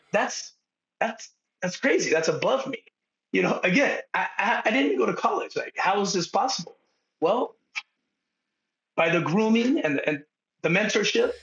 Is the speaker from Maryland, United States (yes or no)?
no; San Diego, California, United States; moved away as an adult; now in Bend, United States; I grew up in Southtown San Diego, which is basically Palm Avenue, two miles from the border of Tijuana, Mexico